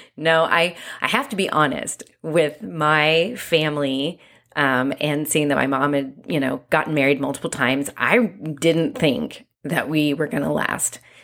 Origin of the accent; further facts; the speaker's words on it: Santa Ynez, California, United States; also born or lived in Long Beach, California; For most of my childhood, I lived on a five-acre ranch in a very small town called San Ynez, California